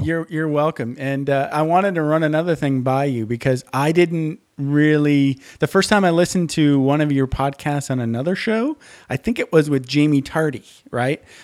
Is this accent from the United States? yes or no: yes; Menominee, Michigan, United States; where I grew up is a place called Menominee, Michigan